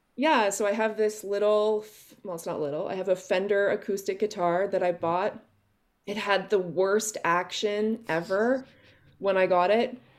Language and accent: English; Oakville, Ontario, Canada; also born or lived in Kawartha Lakes, Ontario / Yukon / Vancouver / Wales; I was born and raised in Oakville